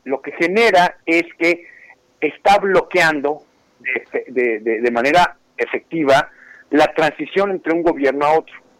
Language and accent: Spanish; Mexico; now in Houston, United States; aquí trabajando como mexicano en los Estados Unidos